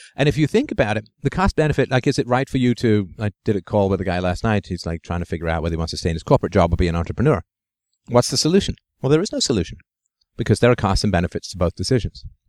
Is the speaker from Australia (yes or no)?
no; London, United Kingdom; twelve Priory Crescent, where I grew up in England, on Hermitage Road